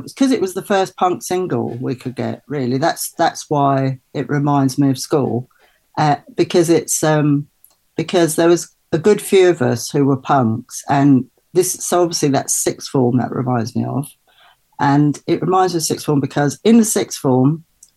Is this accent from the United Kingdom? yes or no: yes; London, United Kingdom; I grew up mostly in Brixton. So I moved to Brixton when I was about just